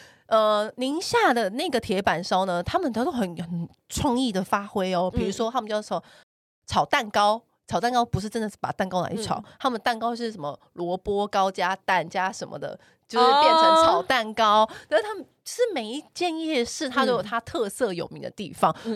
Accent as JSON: {"language": "Chinese", "region": "Taipei", "country": "Taiwan", "said": "因为我不是中南部人，我是台北人，"}